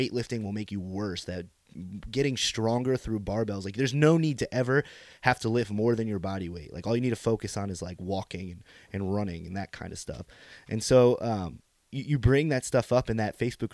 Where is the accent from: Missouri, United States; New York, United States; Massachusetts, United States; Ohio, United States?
New York, United States; Pine Bush; since I was a young lad growing up in Pine Bush, New York, as a bushman